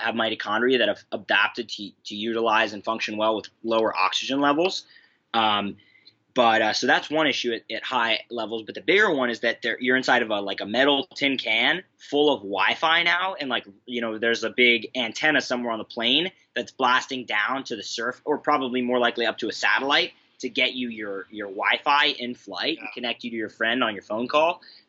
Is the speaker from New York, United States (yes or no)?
no; Philadelphia, Pennsylvania, United States; moved away; back to Philly for Christmas where my family lives. That's where I'm from.